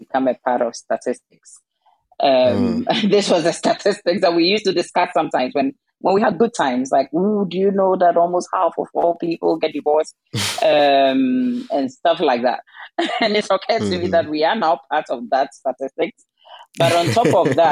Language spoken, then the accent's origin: English; Ghana; now in Denmark; I'm originally from Ghana and my husband is Danish